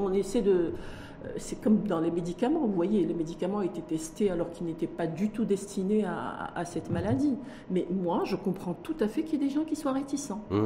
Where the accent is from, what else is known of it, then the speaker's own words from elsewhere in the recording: Morocco; chez nous au Maroc